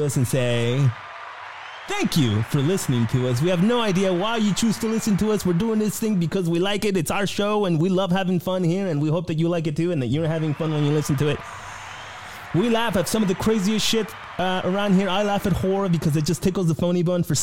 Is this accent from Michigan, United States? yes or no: no; South Texas, United States; my hometown or my home area, the part of the country, South Texas